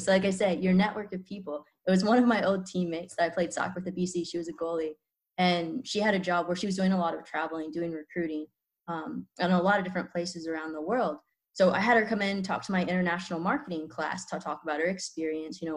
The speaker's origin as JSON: {"language": "English", "region": "Kansas", "country": "United States", "tie": "born or raised there"}